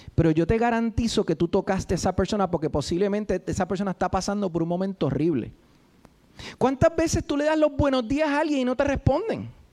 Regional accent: Puerto Rico; los que boricuas

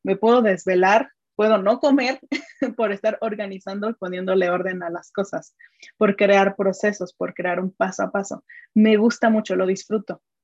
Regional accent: Mexico; soy mexicana, tengo 33 años

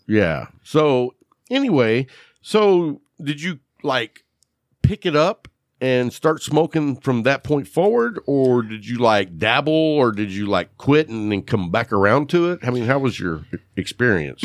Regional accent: Lubbock, Texas, United States; I grew up in Lubbock, which was, like, the best of both worlds

